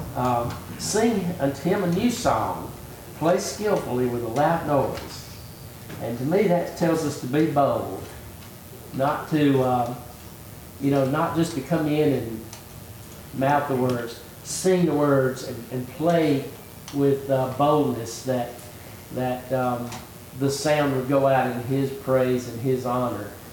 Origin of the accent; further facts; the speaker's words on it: United States; I was born in America